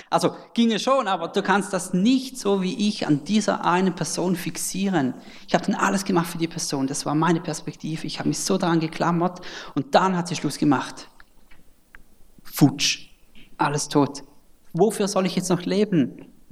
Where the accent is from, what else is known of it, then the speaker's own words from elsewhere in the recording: Switzerland; accent: Swiss; genau, ich bin Schweizer, vielleicht hört man es dann am Akzent.